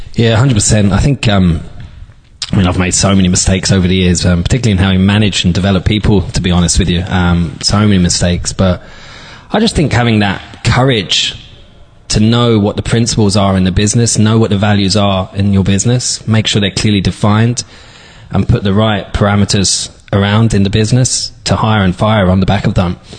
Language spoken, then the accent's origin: English; London, United Kingdom; also born or lived in Dublin, Ireland; now in Donegal, Ireland; I'm from from London originally.